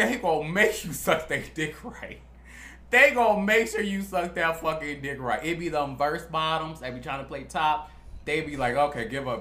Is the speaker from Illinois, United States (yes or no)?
yes; Chicago, Illinois, United States; moved away; We're from Chicago